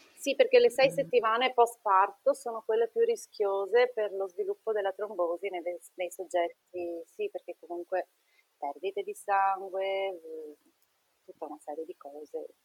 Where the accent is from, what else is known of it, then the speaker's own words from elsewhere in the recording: Treviso, Veneto, Italy; now in Trieste, Italy; viviamo a Trieste, ma mio marito è napoletano e io sono di Treviso